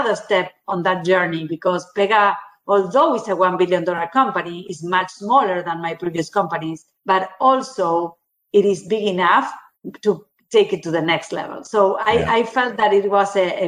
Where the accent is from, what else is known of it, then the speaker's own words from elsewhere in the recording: Argentina; also born or lived in Brazil; I was born in Argentina, 40 years of my career working in Latin America, Argentina, living in Argentina, Brazil